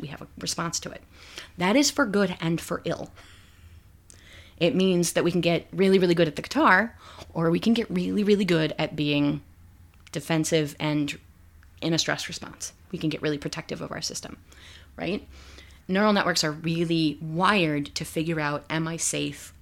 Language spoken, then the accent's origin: English; Midwest, United States; I grew up in the Midwest